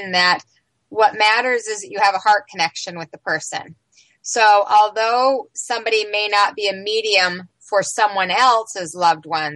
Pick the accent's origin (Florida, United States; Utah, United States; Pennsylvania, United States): Utah, United States; Salt Lake City; I grew up in Salt Lake City, Utah